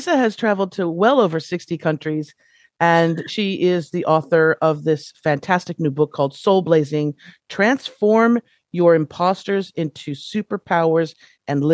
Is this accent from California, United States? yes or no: yes; Los Angeles, California, United States; I was, you know, born and raised in Los Angeles